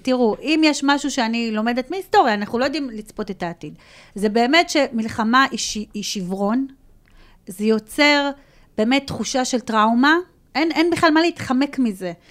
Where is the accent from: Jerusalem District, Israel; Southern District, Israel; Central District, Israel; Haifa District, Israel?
Southern District, Israel; Ashkelon; אני, לפחות כאשקלונית